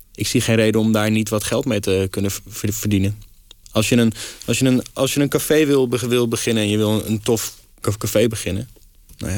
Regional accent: Amsterdam, North Holland, Netherlands; als Amsterdamse jongen

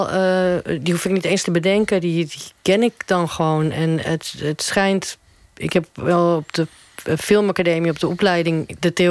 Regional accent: Netherlands; of als ik als Nederlander in Uruguay kom, dan wil het ook wel eens misgaan.

